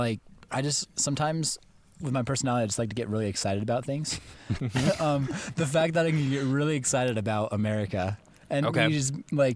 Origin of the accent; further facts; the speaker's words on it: Augusta, United States; growing up in Augusta